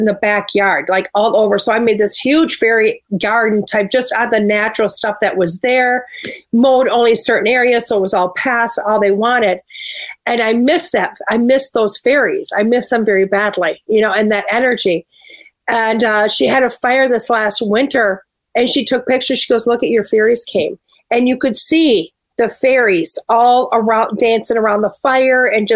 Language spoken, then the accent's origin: English; Springbrook, Wisconsin, United States; moved away; I was actually from Springbrook